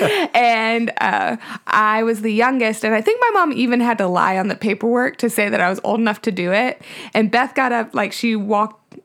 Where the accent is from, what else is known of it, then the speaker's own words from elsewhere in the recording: Nashville, Tennessee, United States; I was born in Nashville we actually live in my childhood home